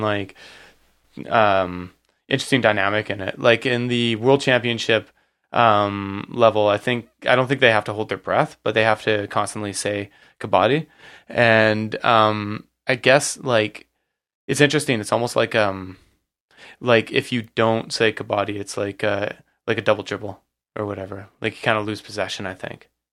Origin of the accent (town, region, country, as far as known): Surrey, British Columbia, Canada; born or raised there